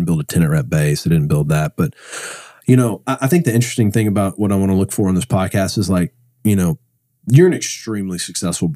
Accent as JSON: {"language": "English", "town": "Irving", "region": "Texas", "country": "United States", "tie": "born or raised there", "said": "I grew up in Irving"}